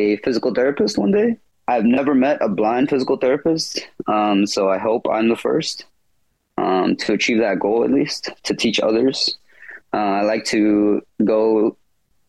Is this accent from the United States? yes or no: yes; Fort Worth, Texas, United States; I was born in Fort Worth, Texas, right off 30 minutes from Dallas. I've been living here for all my life